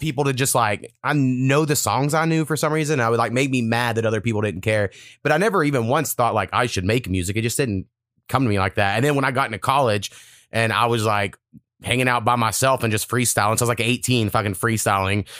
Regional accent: Oklahoma, United States; I grew up in Oklahoma

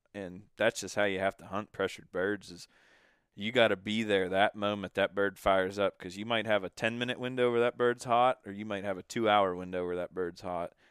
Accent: Pennsylvania, United States; We're from Pennsylvania.

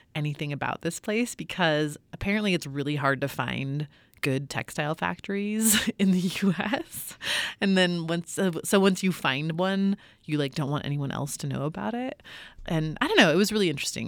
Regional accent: California, United States; I grew up in California and I've been reporting on California for a long time

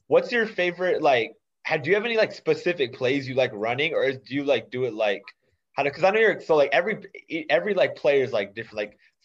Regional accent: Dallas, Texas, United States; I'm from Dallas also.

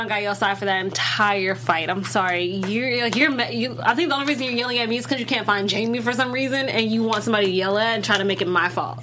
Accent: Illinois, United States; I'm from Illinois

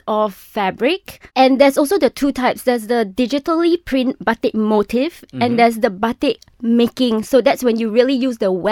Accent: Malaysia; my identity as a Malaysian, as a child of the tropics.

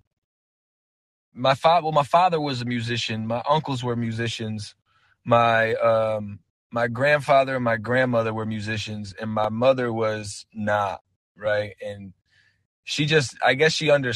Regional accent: Torrington, Connecticut, United States; I'm born and raised in Torrington, Connecticut, which is like northwest corner of Connecticut

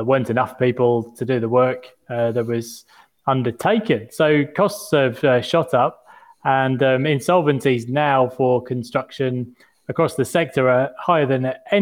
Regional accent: United Kingdom; now in Australia; as a Brit

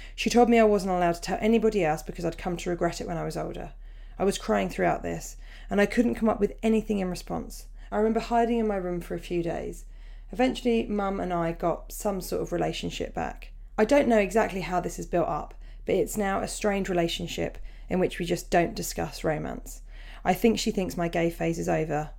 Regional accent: Portsmouth, South East England, United Kingdom; it's my hometown gig

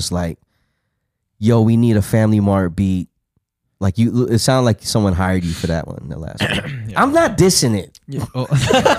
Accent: Australia; I'm from Australia.

